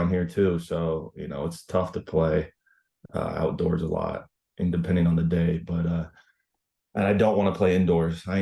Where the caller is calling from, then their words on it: Nampa, Idaho, United States; Uh, Bo- uh not Boise, Nampa, Idaho.